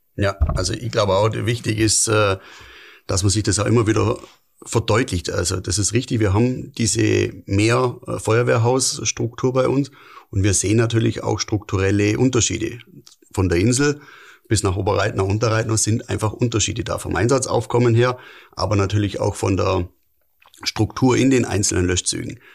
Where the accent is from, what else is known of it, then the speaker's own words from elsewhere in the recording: Lindau, Bavaria, Germany; bin Urlindauer